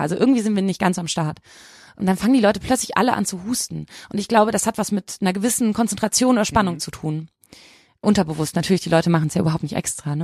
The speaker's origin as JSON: {"language": "German", "town": "Bochum", "region": "North Rhine-Westphalia", "country": "Germany", "also_born_or_lived": "Leipzig", "moved": "yes", "lives_now": "Cologne, Germany", "said": "ich komme aus Bochum"}